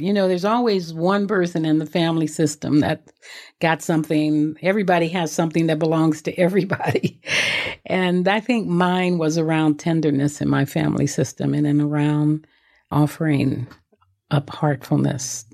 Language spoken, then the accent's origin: English; Los Angeles, California, United States; I grew up in South Central Los Angeles